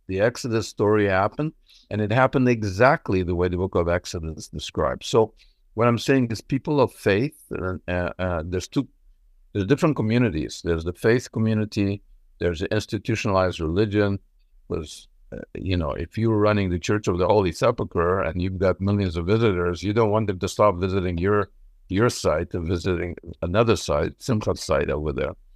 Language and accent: English; Montreal, Quebec, Canada; also born or lived in Israel; I was born in Israel. I grew up in Montreal.